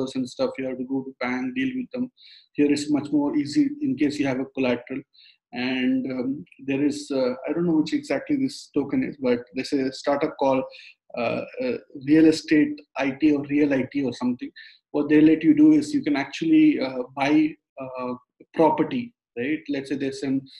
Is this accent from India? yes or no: yes; India; moved away; I'm from India. So when I was in my engineering college days, I used to trade stocks on the exchange over there